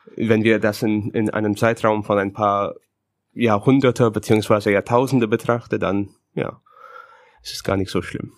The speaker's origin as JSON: {"language": "German", "country": "Canada", "tie": "born or raised there", "second_language": "German", "moved": "as an adult", "lives_now": "Berlin, Germany", "said": "ich bin Kanadier, ich bin geborener Kanadier, ich bin dort aufgewachsen, ich bin kultureller Kanadier"}